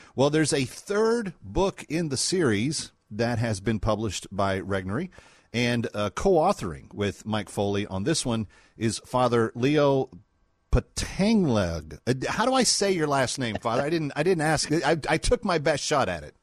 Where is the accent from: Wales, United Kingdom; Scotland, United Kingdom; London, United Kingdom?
Scotland, United Kingdom; as a Scot